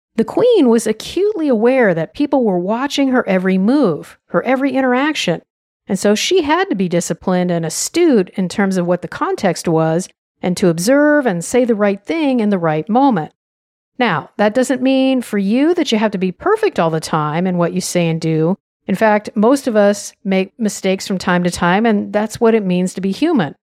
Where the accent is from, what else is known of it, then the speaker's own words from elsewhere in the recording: United States; I'm an American